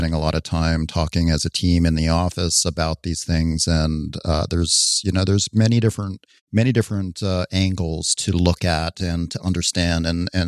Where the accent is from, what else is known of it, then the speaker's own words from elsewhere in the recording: Canada; now in United States; No, I'm not. I'm still a Canadian citizen, even though I've spent most of my life.